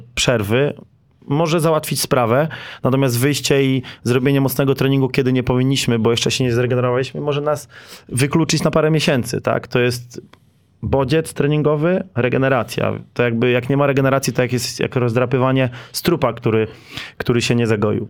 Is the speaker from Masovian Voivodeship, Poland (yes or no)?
no; Lower Silesian Voivodeship, Poland; jestem też z Dolnego Śląska